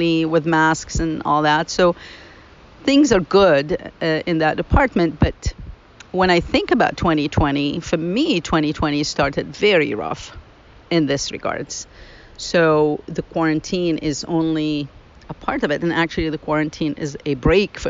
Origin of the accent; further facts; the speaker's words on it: Lebanon; moved away as an adult; now in United States; I grew up in Lebanon.